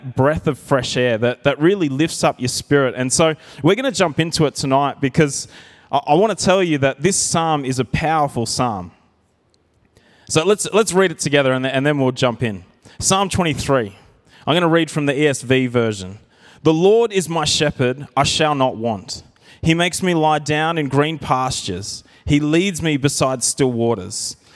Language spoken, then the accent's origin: English; Narrandera, New South Wales, Australia; I grew up in Narandra, and we had a little bit of property there.